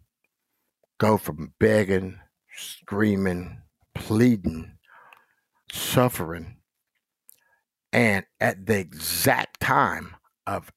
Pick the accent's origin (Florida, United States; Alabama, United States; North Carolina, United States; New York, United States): North Carolina, United States; Goldsboro; also born or lived in Rapid City, South Dakota; now in Gettysburg, South Dakota, United States; I grew up in a little old town called Goldsboro, North Carolina